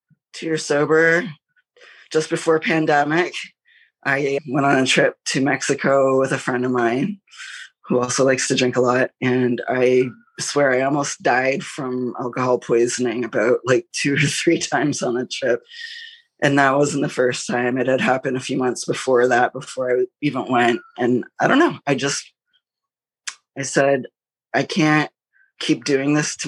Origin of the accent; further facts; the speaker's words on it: Toronto, Ontario, Canada; I'm from Toronto, Ontario, Canada